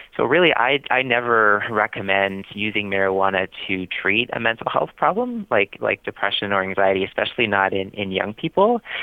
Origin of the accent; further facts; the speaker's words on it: Canada; moved away as an adult; now in Boston, United States; I was born and I grew up in Canada. I moved to Boston uh, just under two years ago